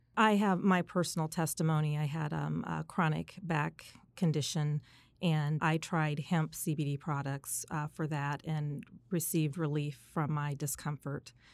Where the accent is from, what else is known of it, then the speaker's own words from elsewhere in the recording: Indianapolis, Indiana, United States; also born or lived in South Bend, Indiana; I am a homegrown Hoosier. I am originally from South Bend, Indiana.